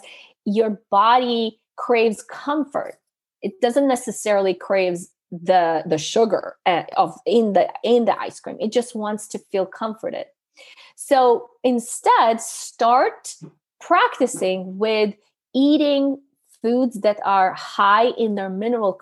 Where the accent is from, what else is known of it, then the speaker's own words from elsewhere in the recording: Canada; I come from Canada